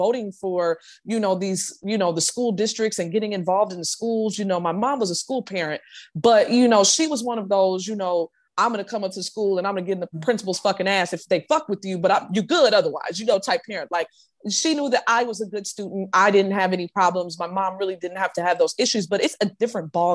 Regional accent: Chicago, Illinois, United States; moved away as an adult; now in Cobb County, United States; I grew up in smack dab in Cook County, and Cook County in Chicago

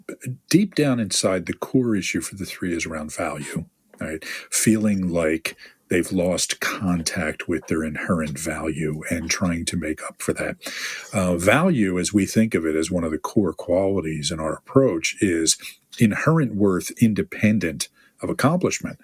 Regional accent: United States; I am from the United States of America

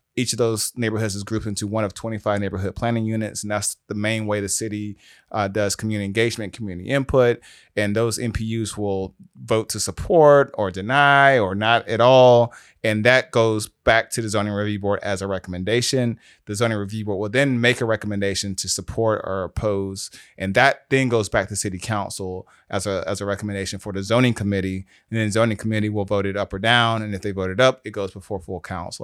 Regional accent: South DeKalb, Georgia, United States; also born or lived in Atlanta, Georgia / Ohio; I was raised in South the Cab, so I was raised by a single mom, grew up off of Farrington

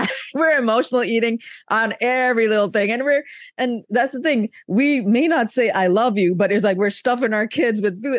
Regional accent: Pakistan; moved away; I grew up in Pakistan

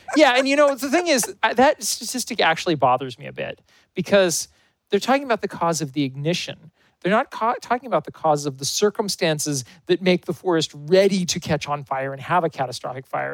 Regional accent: United States; also born or lived in California / Oregon; I grew up in California and Oregon

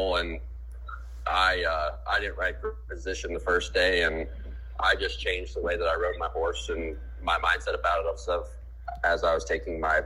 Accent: Idaho, United States; I'm from Idaho.

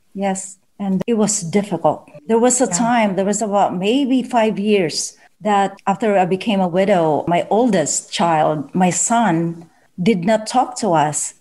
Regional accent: Philippines; as a Filipino mother or parent

